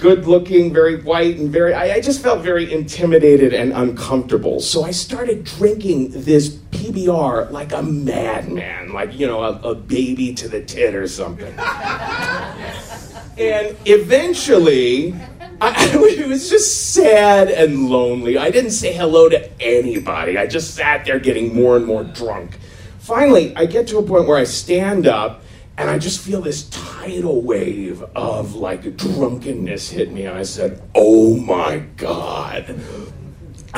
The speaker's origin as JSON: {"language": "English", "town": "Cincinnati", "region": "Ohio", "country": "United States", "tie": "born or raised there", "moved": "as an adult", "lives_now": "New York City, United States", "said": "I was 18, and I grew up in Cincinnati, Ohio"}